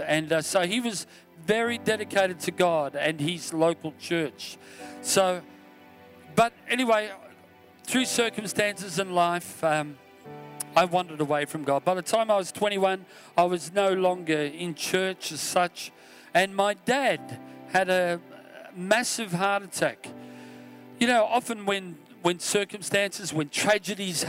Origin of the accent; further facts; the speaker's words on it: Australia; I'm from Australia, of course.